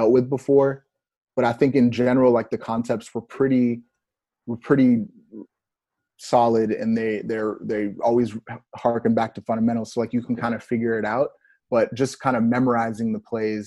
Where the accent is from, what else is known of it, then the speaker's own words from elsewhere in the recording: Texas, United States; moved away as an adult; I was from Texas